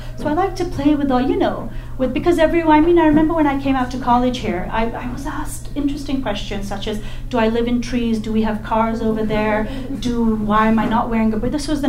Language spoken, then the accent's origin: English; Saudi Arabia; also born or lived in England / Pakistan; as much as I was an immigrant kid in some respects, growing up in Saudi Arabia and England and stuff, I've spent a great number of years in Pakistan, and I go very frequently.